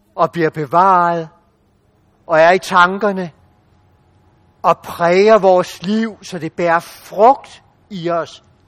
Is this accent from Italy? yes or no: no; Denmark; som danskere